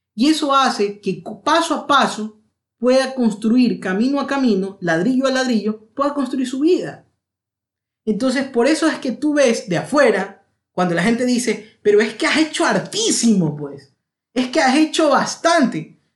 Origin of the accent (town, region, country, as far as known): Ecuador; also born or lived in London, United Kingdom